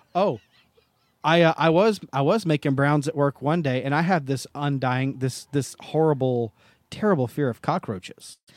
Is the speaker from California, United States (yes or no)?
no; Tennessee, United States; I'm from Tennessee.